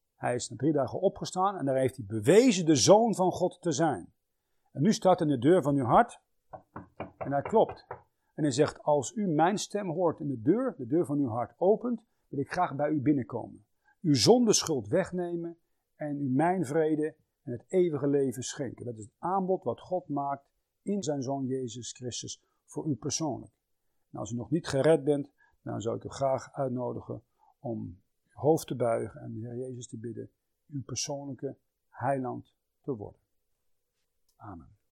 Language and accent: Dutch; Netherlands; wij Nederlanders